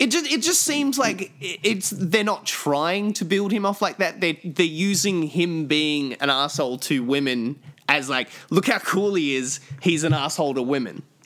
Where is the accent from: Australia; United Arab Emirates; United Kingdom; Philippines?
Australia; moved away; me growing up in Australia